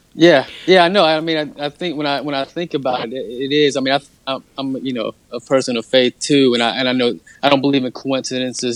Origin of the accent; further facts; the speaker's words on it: Sanford, North Carolina, United States; my hometown of Sanford, North Carolina